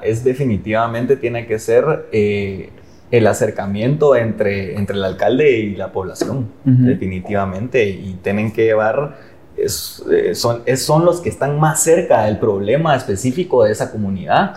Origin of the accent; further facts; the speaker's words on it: Guatemala; todos somos guatemaltecos